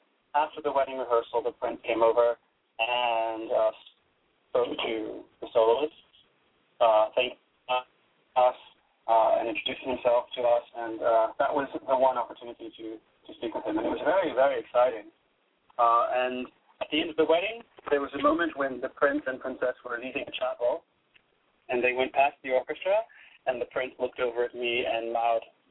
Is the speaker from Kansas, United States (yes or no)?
no; Detroit, Michigan, United States; moved away; also born or lived in Stuttgart, Germany / New York; growing up in Detroit